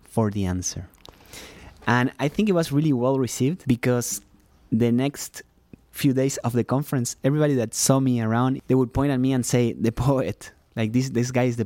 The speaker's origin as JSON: {"language": "English", "country": "Uruguay", "second_language": "English", "moved": "yes", "said": "I am from Uruguay"}